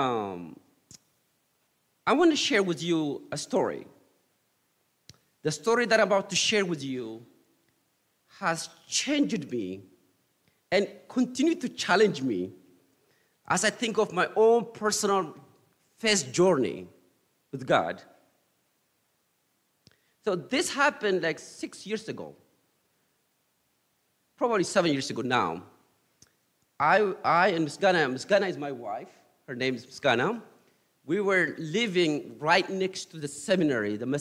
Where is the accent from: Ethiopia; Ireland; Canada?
Ethiopia; now in United States; my experience growing up in Ethiopia first, and then after I moved to U.S. here.